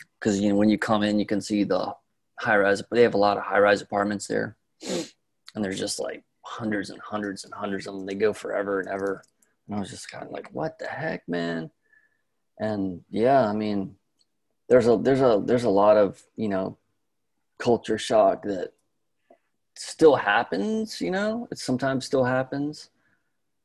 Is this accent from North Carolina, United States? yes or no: yes; North Carolina, United States; moved away as an adult; I grew up in North Carolina